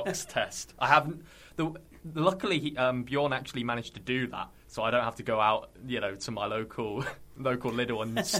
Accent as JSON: {"language": "English", "town": "Hull", "region": "Yorkshire and the Humber", "country": "United Kingdom", "said": "I'm from Hull originally"}